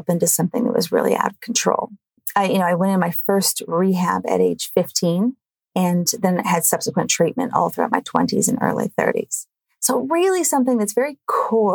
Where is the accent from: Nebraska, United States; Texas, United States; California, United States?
California, United States; now in Melbourne, Australia; I'm from California, but I live in Melbourne, Australia